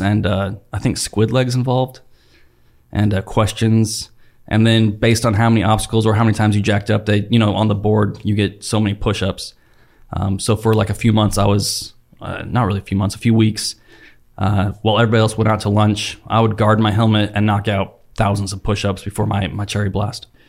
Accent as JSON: {"language": "English", "area": "Salt Lake Valley", "region": "Utah", "country": "United States", "tie": "born or raised there", "moved": "yes", "said": "I grew up in the Salt Lake Valley in, like, the late eighties and the nineties."}